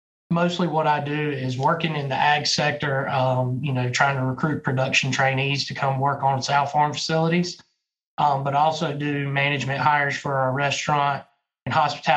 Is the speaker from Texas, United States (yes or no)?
no; Duplin County, North Carolina, United States; I was born and raised here in Duplin County in North Carolina.